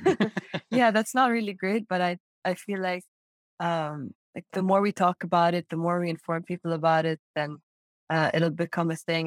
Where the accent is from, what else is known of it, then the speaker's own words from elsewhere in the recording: Amman, Amman Governorate, Jordan; moved away as an adult; now in Urbana-Champaign, United States; I grew up in Amman, Jordan. That's the capital. And I'm a Saudi citizen